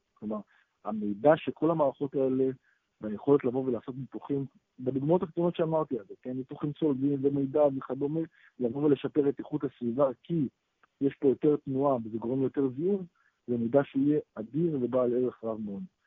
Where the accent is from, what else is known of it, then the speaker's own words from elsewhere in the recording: Israel; אנחנו ישראלים